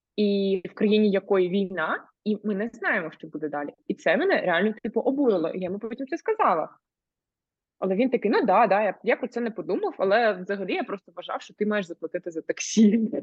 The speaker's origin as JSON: {"language": "Ukrainian", "country": "Ukraine", "moved": "as an adult", "said": "я з України і що в мене в країні війна"}